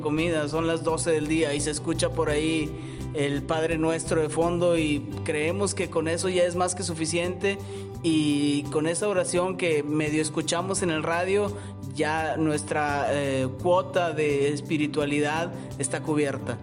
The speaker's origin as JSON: {"language": "Spanish", "country": "Mexico", "said": "como mexicano y como persona de, a pie"}